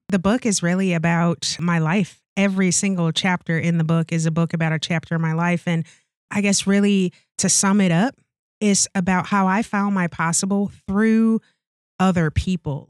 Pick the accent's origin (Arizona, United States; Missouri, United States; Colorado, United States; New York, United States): Missouri, United States; St. Louis; moved away as an adult; also born or lived in Okinawa, Japan; now in Wisconsin, United States; I'm born and raised in Saint Louis, Missouri.